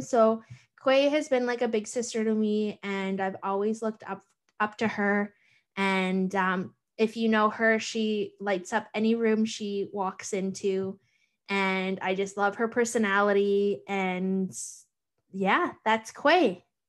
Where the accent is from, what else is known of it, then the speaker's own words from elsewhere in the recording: Thunder Bay, Ontario, Canada; moved away as an adult; now in Toronto, Canada; I'm from Thunder Bay